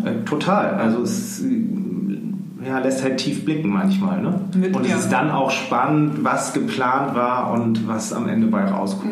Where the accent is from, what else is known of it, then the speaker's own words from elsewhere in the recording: Hamburg, Germany; wir sind äh, in Hamburg aufgewachsen oder also ich ähm, in Rissen, Hamburg-Rissen